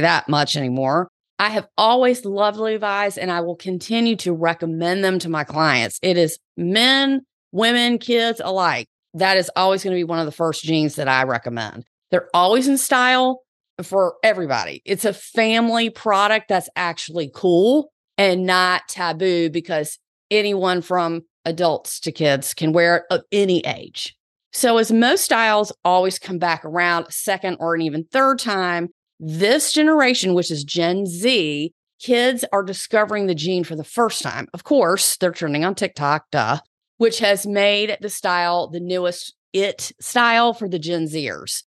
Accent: the South, United States; accent: Southern; my Southern accent.

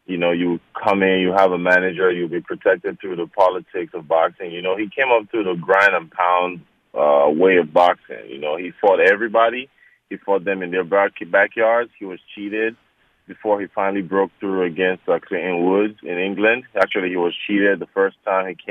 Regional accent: Nigeria; moved away; growing up in Nigeria, you know, your parents don't care about sports

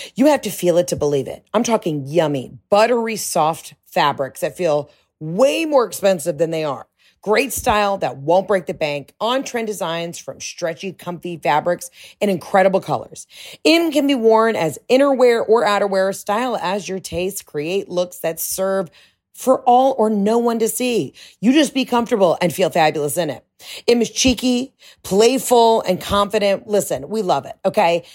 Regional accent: California, United States; I went to surf camp growing up in California

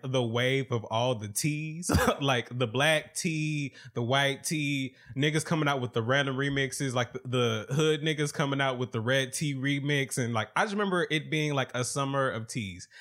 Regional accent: the South, United States; I'm from the South

